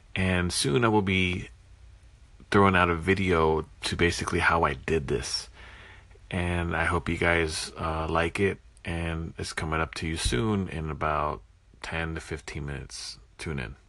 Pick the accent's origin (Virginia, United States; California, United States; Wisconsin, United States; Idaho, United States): Wisconsin, United States; Prairie du Sac; here in my hometown in Prairie du Sac